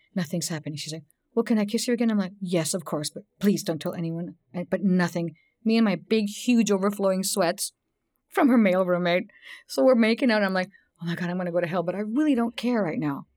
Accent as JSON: {"language": "English", "region": "Texas", "country": "United States", "tie": "born or raised there", "said": "I grew up in Texas"}